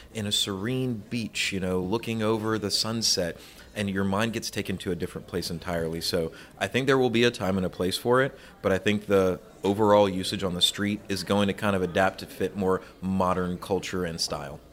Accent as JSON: {"language": "English", "region": "Louisiana", "country": "United States", "tie": "born or raised there", "said": "my home state of Louisiana"}